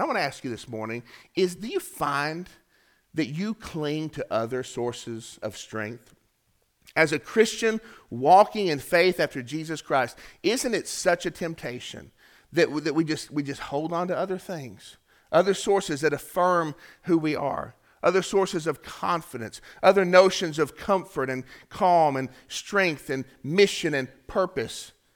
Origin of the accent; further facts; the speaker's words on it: Chattanooga, Tennessee, United States; we're from Chattanooga